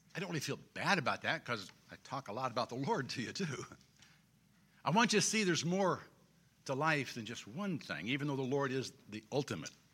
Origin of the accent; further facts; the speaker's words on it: Springfield, Illinois, United States; I grew up in Springfield